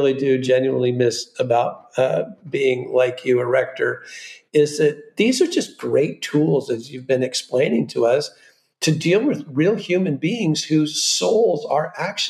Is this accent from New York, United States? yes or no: no; Southern California, United States; I come from Southern California and lived very near South Coast Plaza my whole life